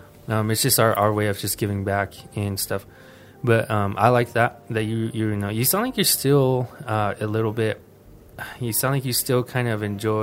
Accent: Mescalero, New Mexico, United States; growing up in Mescalero, it's hard for us.

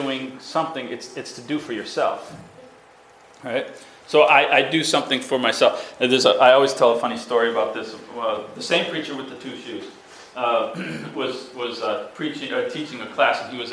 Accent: Massachusetts, United States; I'm from Massachusetts

